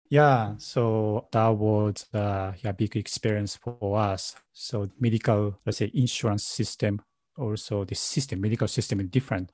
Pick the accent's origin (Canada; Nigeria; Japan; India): Japan; Nara; English is a second language; moved away as an adult; now in Westchester County, New York, United States; I grew up in Nara